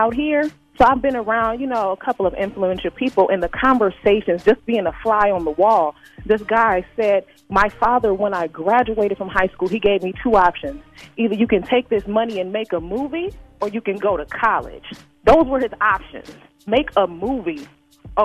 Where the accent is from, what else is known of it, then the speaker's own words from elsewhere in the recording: Midwest, United States; now in Los Angeles, United States; I moved out here because I'm from the Midwest. I'm from a country town